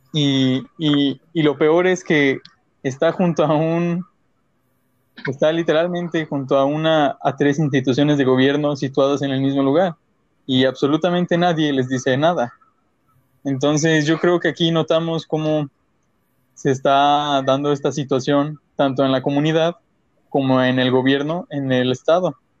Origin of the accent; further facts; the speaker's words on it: Mexico; nosotros como mexicanos